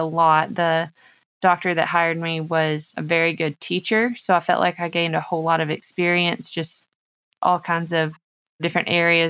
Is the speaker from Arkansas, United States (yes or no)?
yes; Arkansas, United States; I am originally from Arkansas.